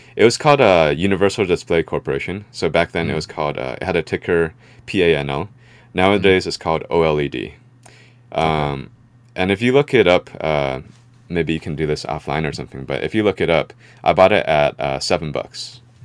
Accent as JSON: {"language": "English", "area": "San Francisco Bay Area", "region": "California", "country": "United States", "tie": "born or raised there", "said": "I was born here in the Bay Area, uh, San Francisco Bay Area. Um, so I would say that we had a pretty middle class lifestyle. Um, you know, growing up"}